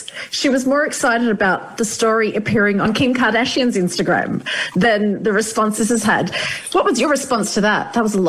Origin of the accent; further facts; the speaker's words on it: Australia; now in Ireland; As an Australian living in Ireland, a lot of what I say gets muddled up.